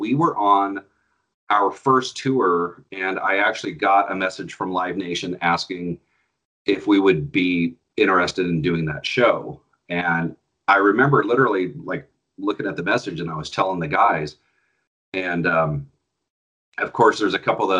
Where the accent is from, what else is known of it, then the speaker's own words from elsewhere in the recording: Grass Valley, California, United States; also born or lived in Sacramento, California; I was born in Sacramento, yeah. And grew up in a little town called Grass Valley, about an hour and a half north, I guess, of Sacramento. Grew up there, went to high school there.